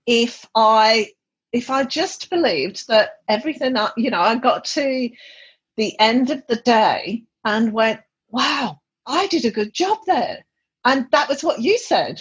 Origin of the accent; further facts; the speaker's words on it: England, United Kingdom; I'm from England